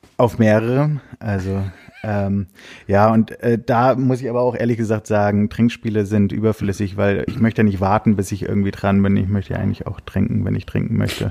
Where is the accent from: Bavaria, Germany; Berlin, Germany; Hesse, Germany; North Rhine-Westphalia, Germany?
Hesse, Germany; Giessen; moved away; ich habe selber damals in der Heimat in Gießen, ich komme aus Gießen in Hessen